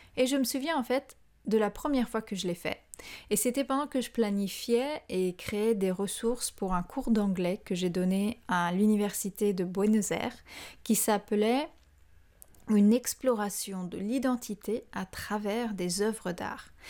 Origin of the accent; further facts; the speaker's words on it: France; moved away; Quand je suis revenue vivre en France, après avoir passé plus de 13 ans à l'étranger